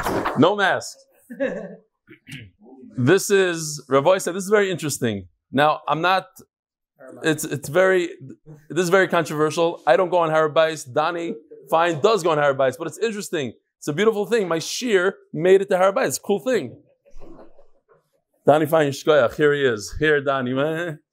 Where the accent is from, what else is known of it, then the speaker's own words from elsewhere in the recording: Lincolnwood, Illinois, United States; now in St. Louis, United States; I grew up in Lincolnwood, Illinois. That's where I lived for many, many years.